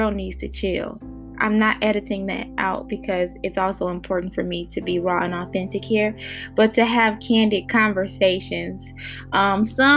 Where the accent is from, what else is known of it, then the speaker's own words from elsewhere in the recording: Gary, Indiana, United States; moved away; I'm from Gary, Indiana, and I'm going to rep that until I die. I'm not currently in Indiana, but Indiana is still in me